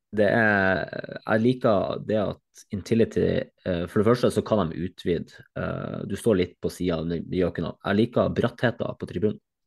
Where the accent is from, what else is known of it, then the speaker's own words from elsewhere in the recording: Northern Norway, Norway; som nordlending